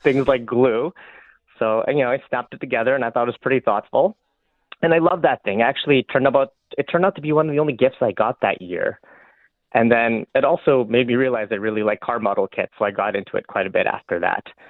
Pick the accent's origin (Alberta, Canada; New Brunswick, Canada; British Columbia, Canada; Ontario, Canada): Alberta, Canada; Fort McMurray; I grew up in Fort McMurray